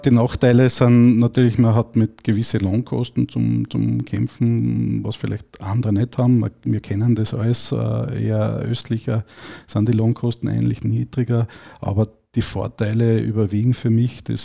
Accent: Styria, Austria; born there; moved away as an adult; now in Salzburg, Austria; bin gebürtiger Steirer und bin circa vor 21 Jahren dann nach Salzburg gekommen

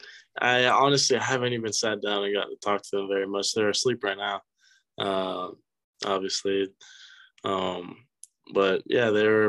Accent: Venezuela; also born or lived in Boynton Beach, United States / Scotland; I was born in Boynton Beach, then moved to Venezuela as soon as I turned one. And then when I was 6 years old, moved to Scotland.

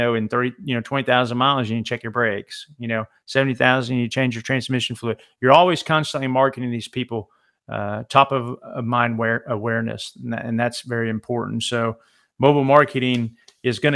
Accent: Alabama, United States; I'm from Alabama

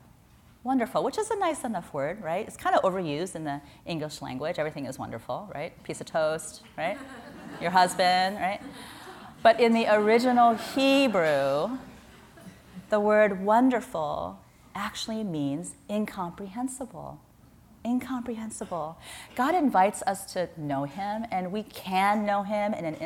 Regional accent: Midwest, United States; now in San Francisco, United States; I grew up in the Midwest

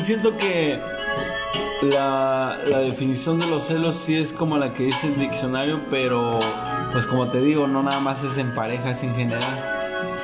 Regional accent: Tijuana, Baja California, Mexico; nosotros somos de Tijuana

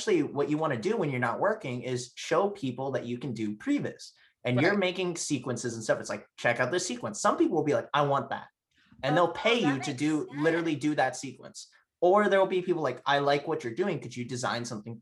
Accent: United States; moved away; I'm originally from Washington

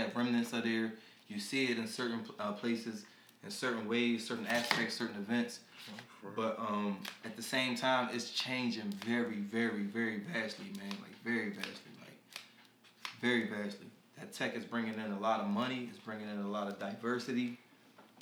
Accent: Philadelphia, Pennsylvania, United States; I'm from Philly

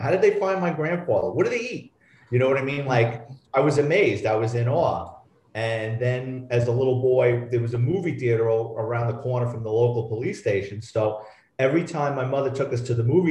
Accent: New York City, New York, United States; I'm a Bronx kid. I grew up in New York City, lower middle class family

